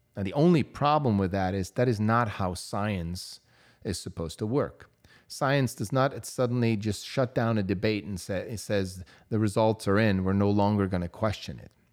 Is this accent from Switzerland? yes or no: yes; Switzerland; moved away as an adult; I grew up in Europe. I grew up in Switzerland, where at eighteen, I got to take my driver's license test